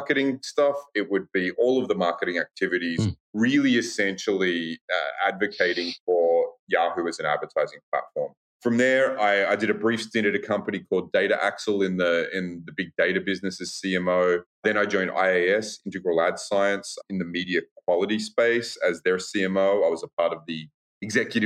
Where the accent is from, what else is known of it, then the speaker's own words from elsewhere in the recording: Australia; moved away as an adult; now in United States; I am originally from Australia